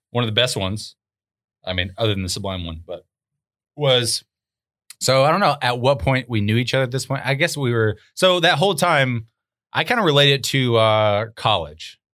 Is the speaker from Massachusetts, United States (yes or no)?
no; Arkansas, United States; moved away; I was from Arkansas